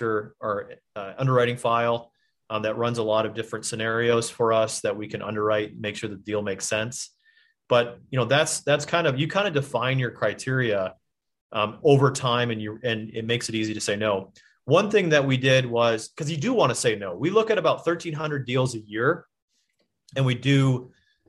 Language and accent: English; Michigan, United States; I'm from Michigan